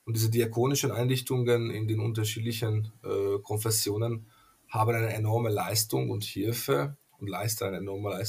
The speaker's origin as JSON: {"language": "German", "country": "Hungary", "first_language": "Hungarian", "second_language": "German", "said": "aus den Ungarischen, also aus meiner Muttersprache, weil äh, auf Ungarisch heißt gesund äh, Egész Séges"}